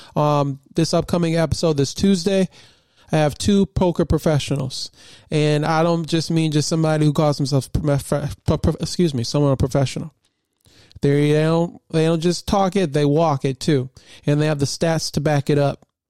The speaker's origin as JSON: {"language": "English", "region": "Michigan", "country": "United States", "tie": "born or raised there", "said": "born and raised in Michigan"}